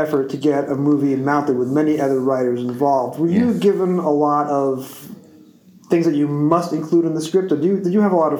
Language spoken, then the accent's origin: English; United States; And as an American fan